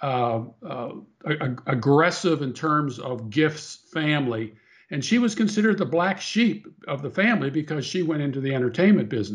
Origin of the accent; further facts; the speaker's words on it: Pittsburgh, Pennsylvania, United States; moved away; I grew up in Pittsburgh, Pennsylvania